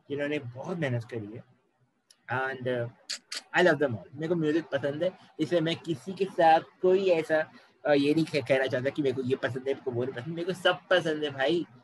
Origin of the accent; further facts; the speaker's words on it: India; proud कि हम ऐसी कंट्री से हैं जहाँ